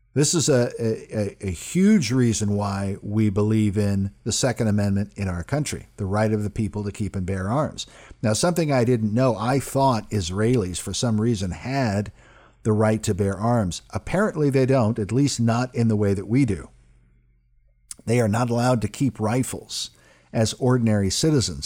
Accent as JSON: {"language": "English", "country": "United States", "said": "as an American man and as a Christian man"}